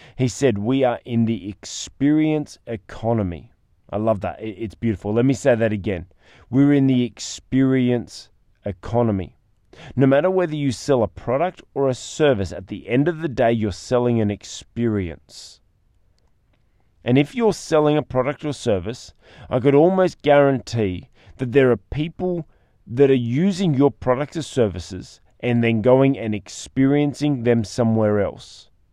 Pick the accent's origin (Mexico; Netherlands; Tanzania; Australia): Australia; as an Australian